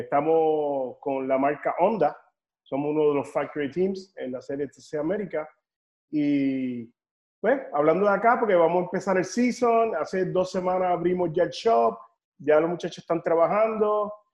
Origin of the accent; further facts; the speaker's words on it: Puerto Rico; moved away; also born or lived in North Carolina / Nashville; yo eh, no, puertorriqueño